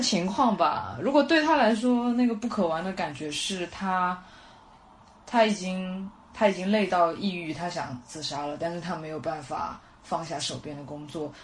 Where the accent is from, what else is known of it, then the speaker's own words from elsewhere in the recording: Shanghai, China; 我出生在上海